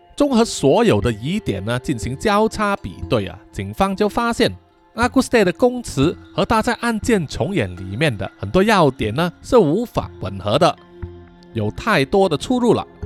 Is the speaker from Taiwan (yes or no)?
no; Malaysia; 我们马来西亚人